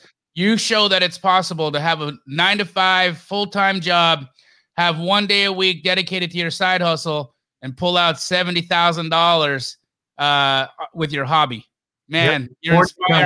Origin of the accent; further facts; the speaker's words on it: Los Angeles, California, United States; moved away as an adult; now in Phoenix, United States; I lived in Los Angeles. I was born in Los Angeles. And so when I moved here from LA, I would tell people, to Phoenix